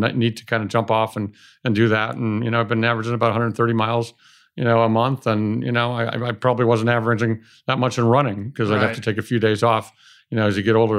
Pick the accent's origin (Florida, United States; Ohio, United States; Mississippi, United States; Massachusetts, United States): Ohio, United States; Cleveland; I mean, I drew a circle around a 300-mile radius of Cleveland thinking that I was going to find a business to buy in that circle, and I found one in Los Angeles